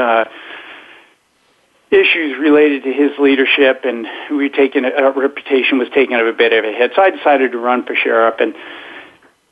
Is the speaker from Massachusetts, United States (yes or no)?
yes; New Braintree, Massachusetts, United States; moved away as an adult; also born or lived in Southern California; now in California, United States; I was born and raised in Massachusetts.